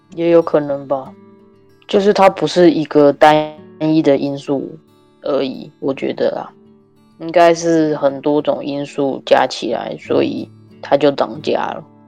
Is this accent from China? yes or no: no; Taiwan; now in Canada; 我们小的时候在台湾很小的时候